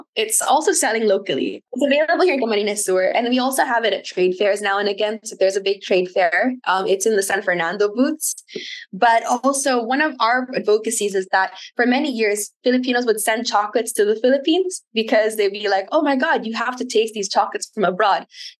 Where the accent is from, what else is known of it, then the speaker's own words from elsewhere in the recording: Wales, United Kingdom; I grew up in South Wales, and when someone said they were a farmer, you're immediately like, this person's very wealthy because they had land.